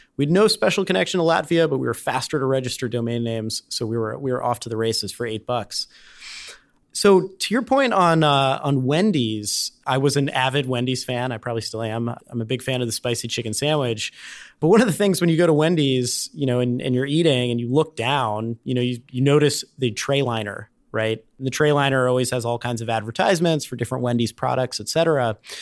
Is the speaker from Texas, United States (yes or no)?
no; Cincinnati, Ohio, United States; moved away as an adult; also born or lived in Durham, North Carolina; I grew up in Cincinnati